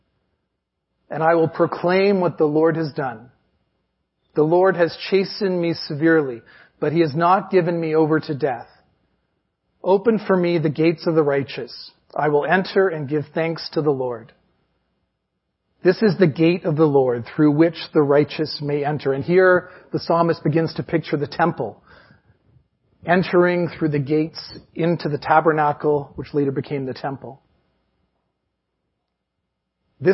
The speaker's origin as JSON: {"language": "English", "country": "Canada", "said": "we're Canadian"}